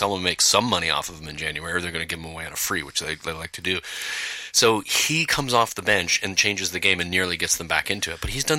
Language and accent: English; Canada; three Canadians